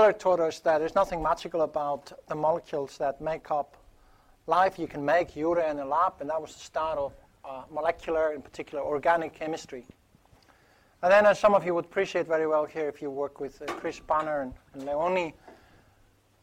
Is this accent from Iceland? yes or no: yes; Iceland; moved away; my home country, Iceland